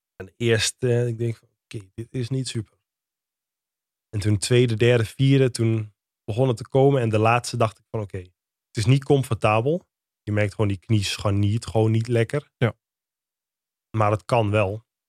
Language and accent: Dutch; Lutten, Overijssel, Netherlands; also born or lived in Dedemsvaart; in Deemsvaart of in Lutten. Waar ik ben opgegroeid.